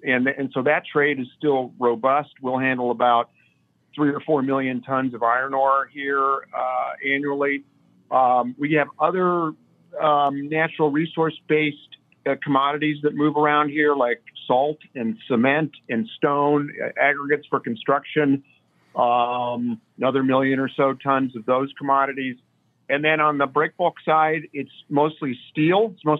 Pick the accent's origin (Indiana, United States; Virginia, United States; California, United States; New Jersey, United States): Indiana, United States; Indianapolis; moved away as an adult; also born or lived in Seattle; now in Cleveland, United States; I grew up in Indianapolis, which is a little ironic since it's a landlocked place.